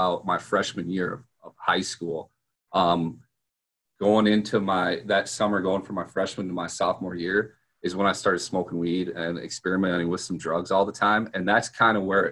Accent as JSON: {"language": "English", "town": "Sioux Falls", "region": "South Dakota", "country": "United States", "said": "I'm from Sioux Falls, South Dakota, basically the middle of nowhere, flyover country"}